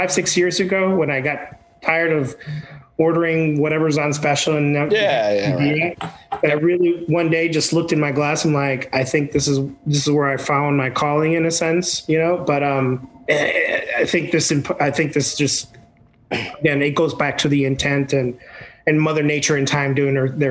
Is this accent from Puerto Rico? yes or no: yes; Puerto Rico; English is a second language; moved away; Growing up in Puerto Rico, my grandfather had land in the mountains that we would go